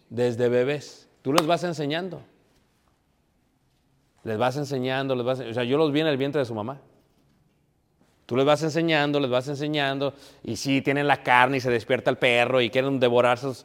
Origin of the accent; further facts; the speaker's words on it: Mexico City, Mexico; Y como jóvenes, yo soy de Ciudad de México, queríamos vivir en ciertos barrios, mis papás, para que no nos fueran a mal influenciar.